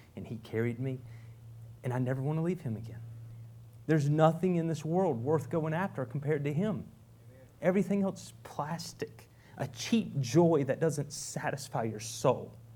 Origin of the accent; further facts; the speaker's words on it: Fountain Inn, South Carolina, United States; moved away as an adult; also born or lived in Pickens, South Carolina; now in Guatemala; I grew up in Fountain Inn.